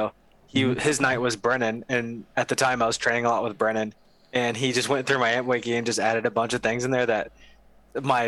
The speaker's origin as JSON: {"language": "English", "region": "Ohio", "country": "United States", "moved": "as an adult", "lives_now": "Texas, United States", "said": "I'm from Ohio originally"}